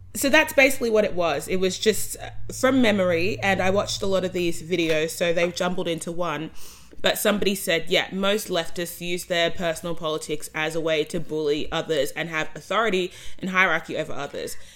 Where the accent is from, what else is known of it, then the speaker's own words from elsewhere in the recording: Australia; accent: Australian; I'm the Australian voice